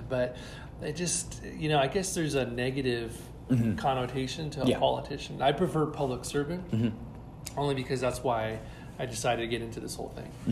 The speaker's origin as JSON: {"language": "English", "town": "Bakersfield", "region": "California", "country": "United States", "tie": "born or raised there", "said": "when I grew up in Bakersfield, it was much smaller than it is today, mm-hmm. and went to East Bakersfield High School"}